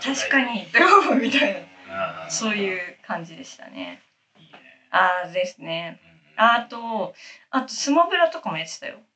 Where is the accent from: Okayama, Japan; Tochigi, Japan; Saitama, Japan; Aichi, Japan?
Saitama, Japan; 私、埼玉県、埼玉県出身